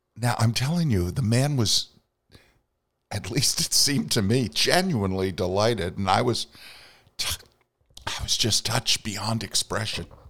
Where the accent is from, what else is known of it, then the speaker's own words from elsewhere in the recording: Vermont, United States; my native Northeast